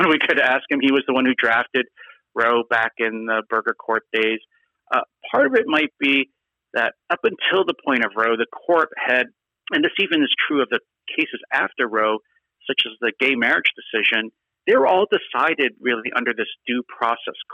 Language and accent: English; California, United States; my home state of California here right now